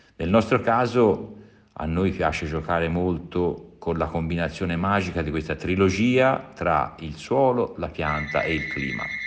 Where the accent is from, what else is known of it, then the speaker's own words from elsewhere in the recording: Tuscany, Italy; sono toscano